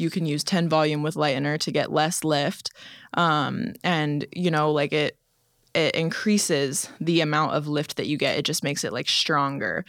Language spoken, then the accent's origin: English; Florida, United States; I grew up in Florida